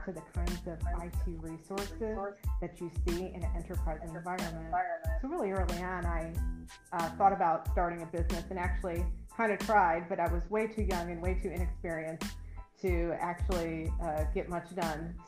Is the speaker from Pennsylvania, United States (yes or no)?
no; Indianapolis, Indiana, United States; also born or lived in Bloomington, Indiana; I'm from Indianapolis, so I've lived here almost my whole life